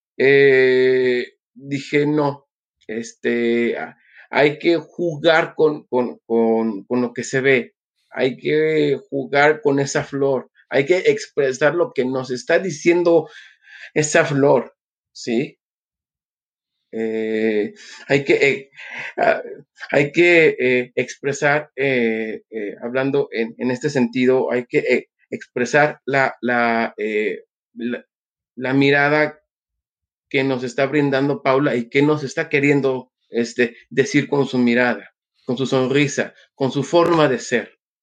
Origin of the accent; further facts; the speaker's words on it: Mexico City, Mexico; now in Cuernavaca, Mexico; nace un 26 de agosto eh, de 1978 en la Ciudad de México. Soy mexicano, eh, radico en Cuernavaca, Morelos, México